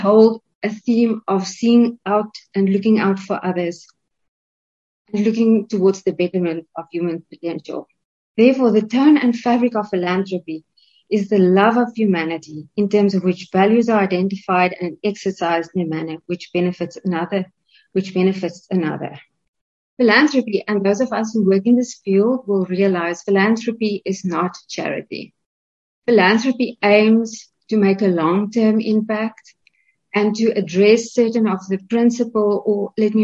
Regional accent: South Africa

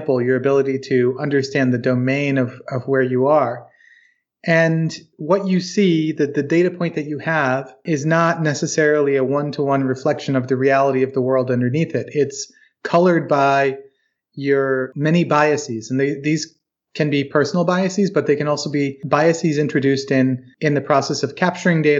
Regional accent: Charlottesville, Virginia, United States; I'm from Charlottesville, Virginia

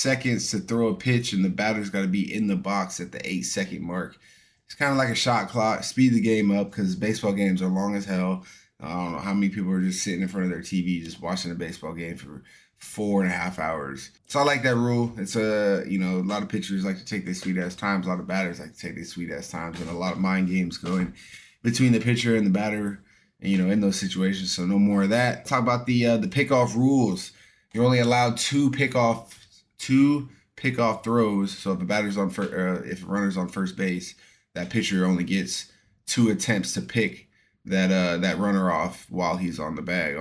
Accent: Astoria, Oregon, United States; moved away; my home state of Oregon

